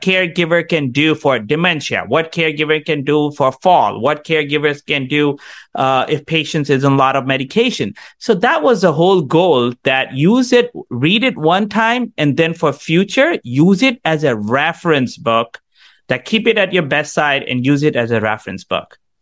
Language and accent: English; India; also born or lived in Canada; now in United States; I grew up in India